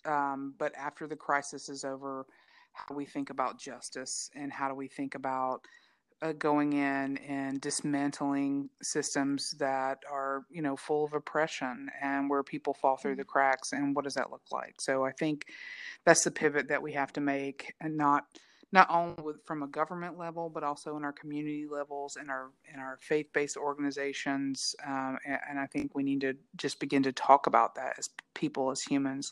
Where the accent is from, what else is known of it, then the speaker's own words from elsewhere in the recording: West Georgia, United States; I came from West Georgia, and I grew up with a lot of taxidermy and camouflage